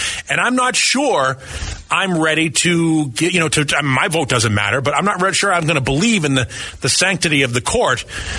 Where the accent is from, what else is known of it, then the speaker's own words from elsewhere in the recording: Boston, Massachusetts, United States; where I grew up in Southie, it's bears.